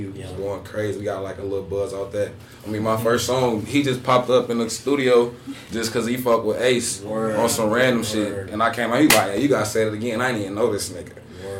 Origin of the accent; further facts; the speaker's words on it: Chicago, Illinois, United States; moved away as an adult; now in Des Moines, United States; I'm from Chicago.